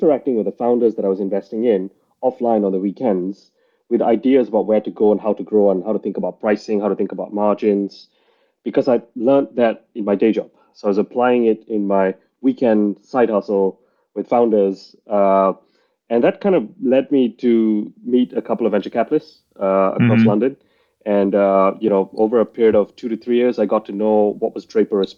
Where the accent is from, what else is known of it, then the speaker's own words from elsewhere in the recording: Malaysia; moved away as an adult; also born or lived in Singapore; now in United Kingdom; I was born and raised in Malaysia, spent a bit of time in Singapore, came to the UK for university, I think now 18 years ago